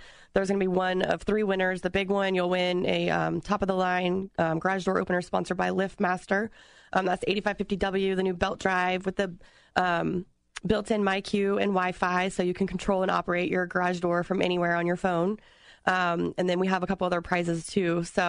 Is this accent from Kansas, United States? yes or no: no; Apopka, Florida, United States; I'm not a city resident, so I'm not allowed to vote, although I work in Apopka and my heart's in Apopka. I graduated from Apopka High School. I grew up in Apopka.